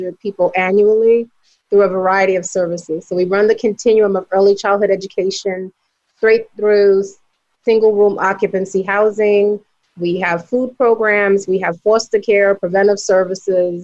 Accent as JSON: {"language": "English", "town": "New York City", "region": "New York", "country": "United States", "tie": "born or raised there", "said": "I grew up in the South Bronx."}